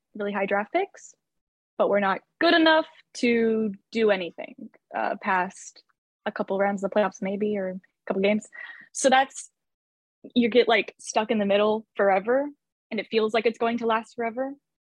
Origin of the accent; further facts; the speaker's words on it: Arlington, Texas, United States; I grew up in Arlington, Texas